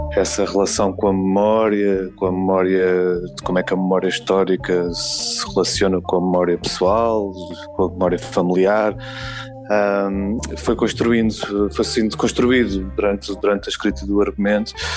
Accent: Lisbon, Portugal; eu sou de Lisboa, eu, sou, eu, sempre vivi no centro de Lisboa

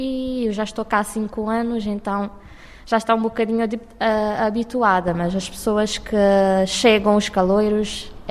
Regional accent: Cape Verde; now in Portugal; venho de Cabo Verde.

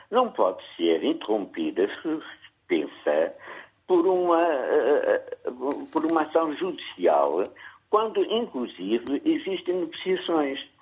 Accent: Angola; eu, como angolano

